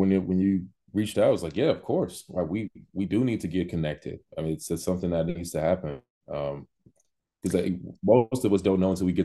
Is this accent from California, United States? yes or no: yes; California, United States; I mean, I grew up in California. I didn't even know Sacramento Academy existed. Growing up there, I went to LA Academy.